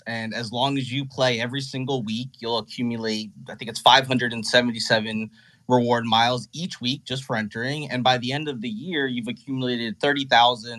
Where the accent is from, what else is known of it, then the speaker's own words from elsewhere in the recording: New Jersey, United States; I'm from New Jersey.